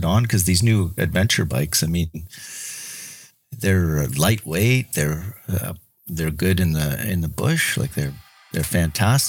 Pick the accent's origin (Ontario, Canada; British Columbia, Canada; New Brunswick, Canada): British Columbia, Canada; Kelowna; I'm from Kelowna, British Columbia, and I'm a tool and die maker